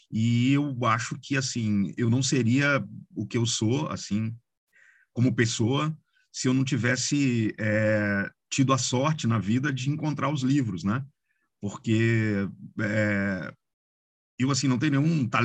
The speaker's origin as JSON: {"language": "Portuguese", "town": "Cataguases", "region": "Minas Gerais", "country": "Brazil", "said": "eu sou de uma cidade pequena, do interior, onde é, tem muita gente dedicada à literatura, tem uma, uma, uma história é, ligada à literatura"}